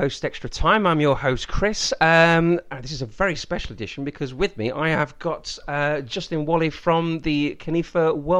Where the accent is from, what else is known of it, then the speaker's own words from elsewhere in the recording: Leicester, East Midlands, United Kingdom; moved away; I'm from Leicester originally